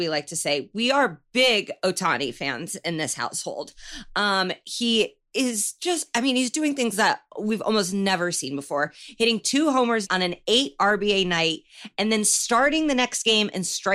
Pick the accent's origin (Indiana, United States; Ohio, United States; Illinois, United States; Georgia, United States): Indiana, United States; I'm from Indiana, and I know it's an ugly place